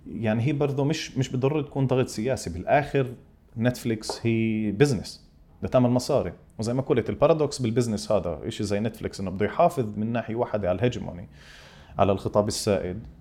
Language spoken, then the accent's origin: Arabic; Palestine; طب ليش ليش الفيلم تبعي انا كفلسطيني لازم يتعرف كفيلم فلسطيني